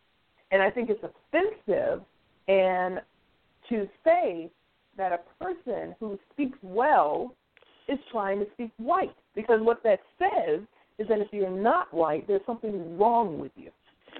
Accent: New York, United States; moved away; also born or lived in Tennessee; When I grew up, I grew up primarily in New York.

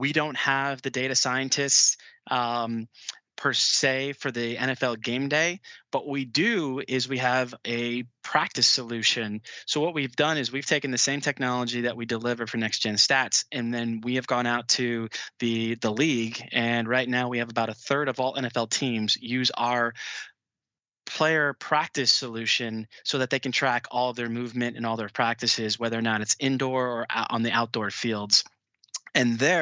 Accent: Cleveland, Ohio, United States; growing up in Cleveland

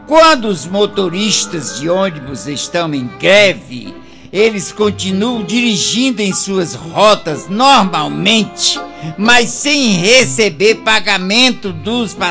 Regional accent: Canindé, Ceará, Brazil; now in Itu, Brazil; de Itu, São Paulo, mas eu sou de Canindé, Ceará.

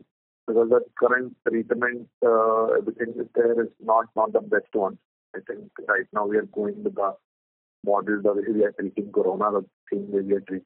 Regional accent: Delhi, India; We are from Delhi.

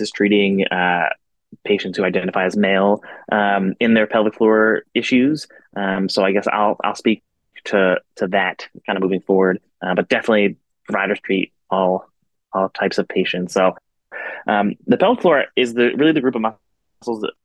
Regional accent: Philadelphia, Pennsylvania, United States; moved away as an adult; now in Portland, Maine, United States; I am originally from Philadelphia.

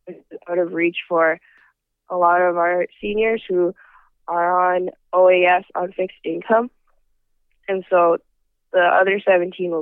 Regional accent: Vancouver, British Columbia, Canada; I grew up in Vancouver

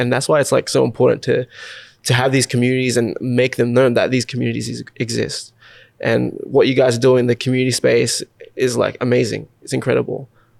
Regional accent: Australia; I always thought, oh, I'm an Australian, you know, like I'm an Aussie

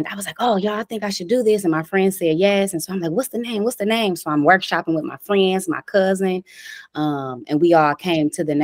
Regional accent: Detroit, Michigan, United States; I'm from Dexter and Davidson in Detroit, Michigan. I grew up there all my life

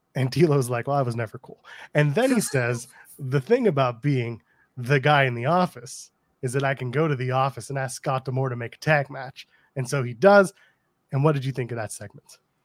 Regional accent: Canada; I'm a Canadian

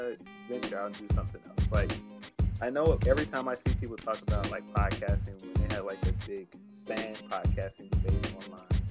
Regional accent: Chicago, Illinois, United States; I'm from Chicago

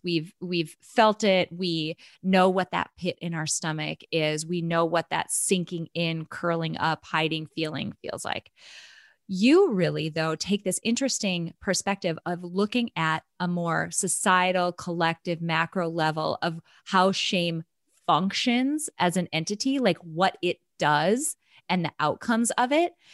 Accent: North Dakota, United States; moved away; also born or lived in Nebraska; I'm from North Dakota

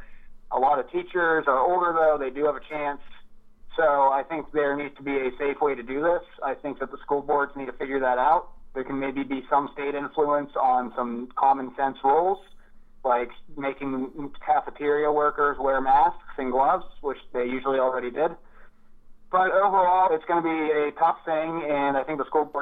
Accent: Altoona, Pennsylvania, United States; My hometown of Altoona

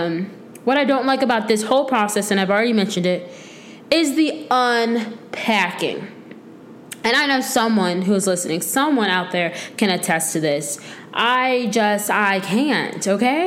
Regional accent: Tampa, Florida, United States; moved away as an adult; also born or lived in Michigan; now in North Carolina, United States; I'm from Florida. Well, I was born in Michigan, but all I know is Florida. It's literally my entire life.

